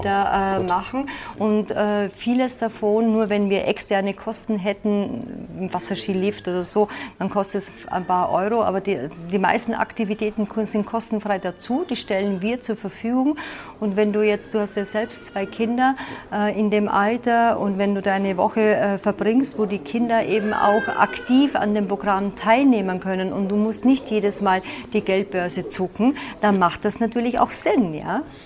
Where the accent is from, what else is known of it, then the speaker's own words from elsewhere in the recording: Vienna, Austria; moved away as an adult; also born or lived in Salzburg / Munich; now in Allgäu, Germany; Ich komme ja ursprünglich aus Wien